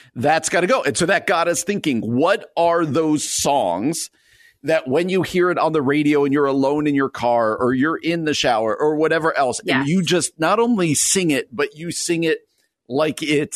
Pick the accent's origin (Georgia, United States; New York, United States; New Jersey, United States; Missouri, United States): New Jersey, United States; moved away; my home state here